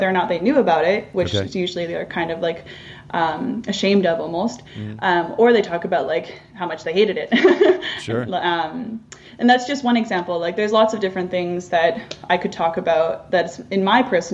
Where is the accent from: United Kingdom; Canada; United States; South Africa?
Canada; near Whistler, British Columbia; I'm First Nations from, as I mentioned earlier, from near Whistler